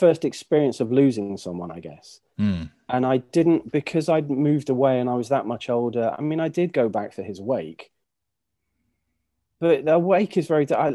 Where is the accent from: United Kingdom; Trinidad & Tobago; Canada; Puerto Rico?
United Kingdom; we're British